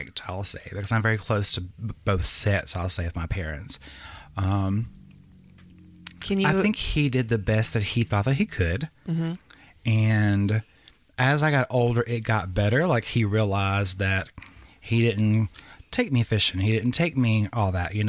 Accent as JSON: {"language": "English", "region": "the South", "country": "United States", "tie": "born or raised there", "said": "growing up in the South"}